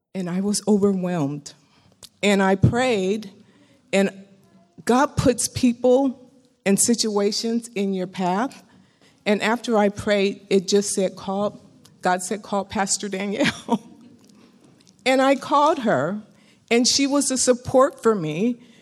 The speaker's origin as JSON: {"language": "English", "area": "Bay Area", "region": "California", "country": "United States", "tie": "born or raised there", "said": "I grew up in the Bay Area."}